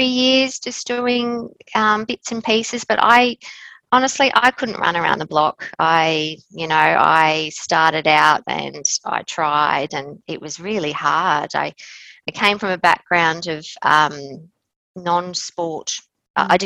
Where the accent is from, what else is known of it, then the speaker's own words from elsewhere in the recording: Queensland, Australia; moved away as an adult; now in Adelaide, Australia; I'm originally from Queensland